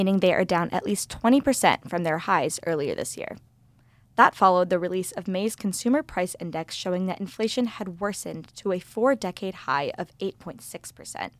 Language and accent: English; The Woodlands, Texas, United States; now in Columbia, United States; I'm from The Woodlands, Texas